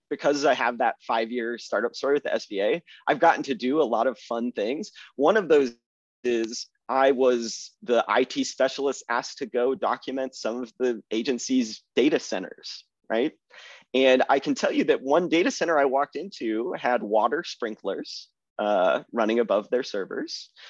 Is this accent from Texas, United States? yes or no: yes; Austin, Texas, United States; moved away as an adult; I'm a Texan